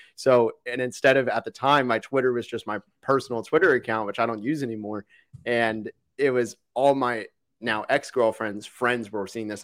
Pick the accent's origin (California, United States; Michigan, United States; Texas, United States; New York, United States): Texas, United States; Dallas; also born or lived in Orlando, Florida; when I moved from Orlando as a little kid to Dallas